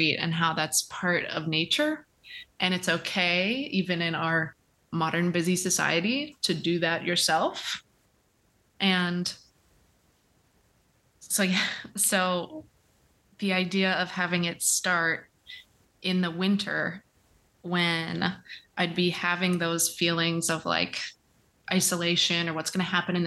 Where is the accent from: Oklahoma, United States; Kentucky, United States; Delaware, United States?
Kentucky, United States; moved away as an adult; also born or lived in Indiana; now in Florida, United States; I was raised in Kentucky